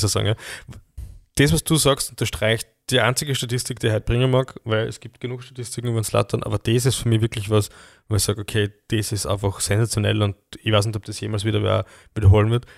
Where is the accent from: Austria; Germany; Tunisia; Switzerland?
Austria; Graz, Styria; Es gibt schon auch bei uns in Graz Plattenbau